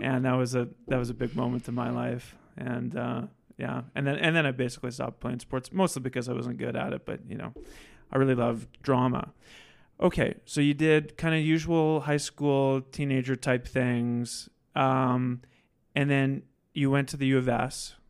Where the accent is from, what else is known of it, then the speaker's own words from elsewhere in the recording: Saskatoon, Saskatchewan, Canada; now in Regina, Canada; I'm from Saskatoon